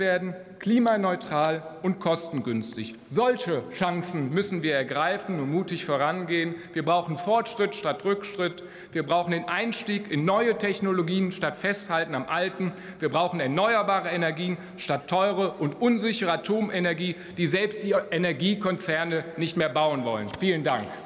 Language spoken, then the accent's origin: German; Rhein-Kreis Neuss, North Rhine-Westphalia, Germany; meine Heimat, der Rheinkreis Neuss, mitten im rheinischen Revier.